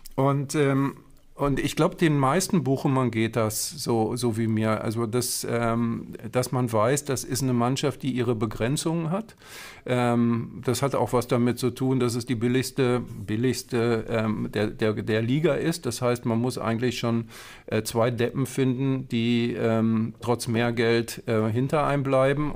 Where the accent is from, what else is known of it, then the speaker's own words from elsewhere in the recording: Herne, North Rhine-Westphalia, Germany; Ich komme ja aus Herne ja. Ähm, und bin als, äh, als Kind und als Jugendlicher äh, immer zu Westfalia hingegangen